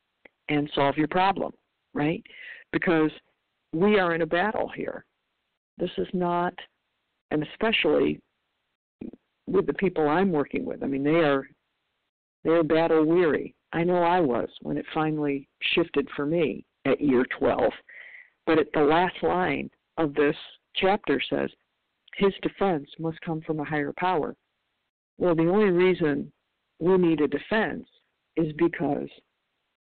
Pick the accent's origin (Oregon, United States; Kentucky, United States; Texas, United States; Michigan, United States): Michigan, United States; now in California, United States; I'm from Michigan originally